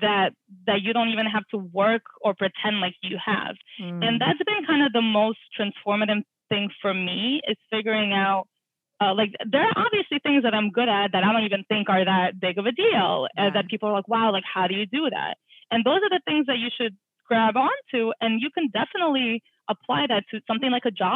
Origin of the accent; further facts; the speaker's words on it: Russia; moved away; I'm an immigrant. I was born in Russia, and like everyone who was born in Russia plays the piano. So I went through like 7 years of taking art classes and piano classes